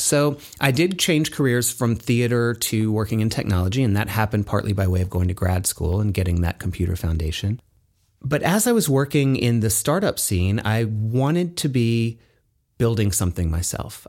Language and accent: English; Tennessee, United States; moved away; also born or lived in New York / Santa Barbara, California; I grew up in Tennessee